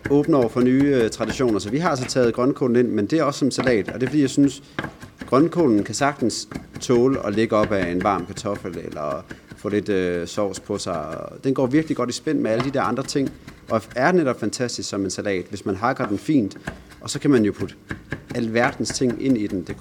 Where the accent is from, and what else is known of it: Bornholm, Capital Region of Denmark, Denmark